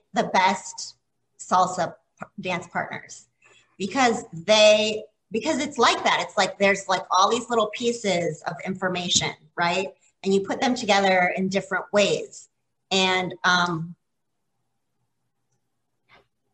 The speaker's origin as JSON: {"language": "English", "region": "Florida", "country": "United States", "tie": "born or raised there", "moved": "yes", "lives_now": "Ohio, United States", "said": "I grew up in Florida."}